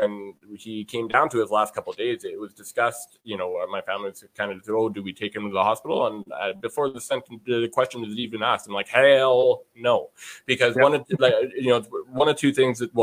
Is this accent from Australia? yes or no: no; Canada; I am a Canadian